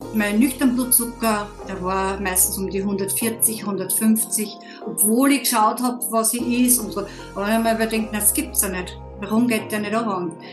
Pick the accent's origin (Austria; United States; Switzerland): Austria; Upper Austria; komme aus Oberösterreich